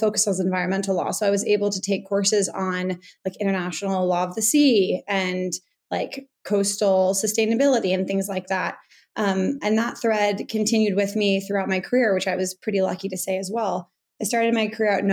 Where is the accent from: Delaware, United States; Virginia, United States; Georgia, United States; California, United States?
California, United States; Bay Area; I grew up in the Bay Area near the coast